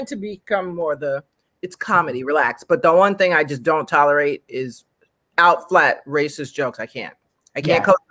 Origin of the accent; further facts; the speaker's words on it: United States; I'm American, maybe because I'm American